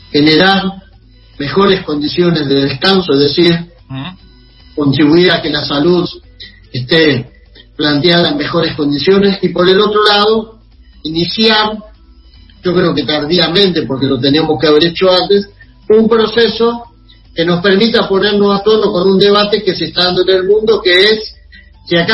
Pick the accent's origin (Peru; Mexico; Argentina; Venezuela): Argentina